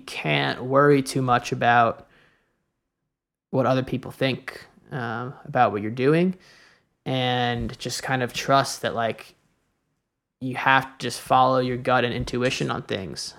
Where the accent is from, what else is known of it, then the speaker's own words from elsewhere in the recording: New York, United States; moved away as an adult; also born or lived in Chicago; I grew up in New York, you know, my family, my friends in New York